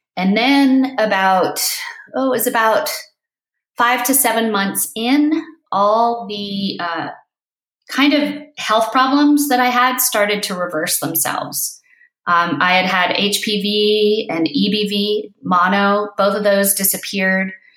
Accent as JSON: {"language": "English", "region": "East Coast", "country": "United States", "tie": "born or raised there", "also_born_or_lived": "Crested Butte, Colorado", "moved": "yes", "said": "I was born on the East Coast"}